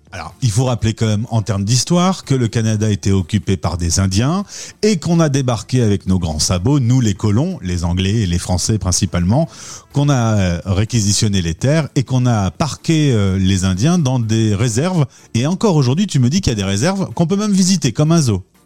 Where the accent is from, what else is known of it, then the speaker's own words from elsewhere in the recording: France; Nous, Français de France